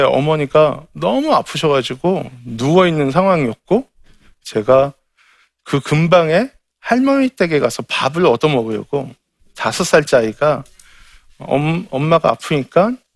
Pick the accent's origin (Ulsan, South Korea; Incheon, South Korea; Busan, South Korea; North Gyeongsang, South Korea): Incheon, South Korea; 제 고향이 인천의 소래 포구예요